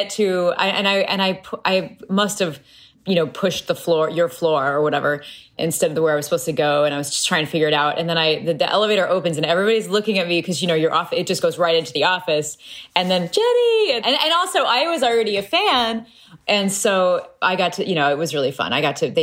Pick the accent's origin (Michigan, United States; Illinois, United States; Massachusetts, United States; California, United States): Illinois, United States; Peoria; Growing up in Peoria, Illinois